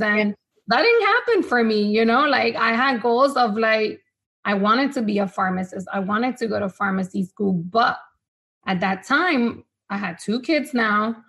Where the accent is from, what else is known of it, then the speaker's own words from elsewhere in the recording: Honduras; first language Spanish; English is a second language; now in United States; I was born here in the States, but I moved back to Honduras. So Spanish was has always been my first language.